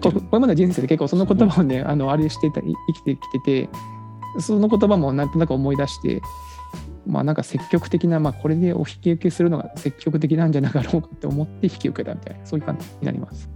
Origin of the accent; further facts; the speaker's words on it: Kagoshima, Japan; moved away; 私は鹿児島の出身